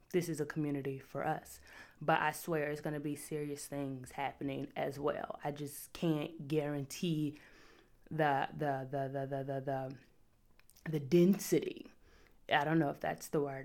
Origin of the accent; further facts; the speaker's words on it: Chicago, Illinois, United States; I'm from the South Side